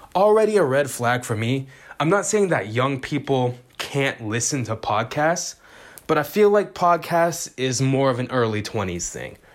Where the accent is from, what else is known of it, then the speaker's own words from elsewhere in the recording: Vallejo, California, United States; I'm from Vallejo, California, in the Bay Area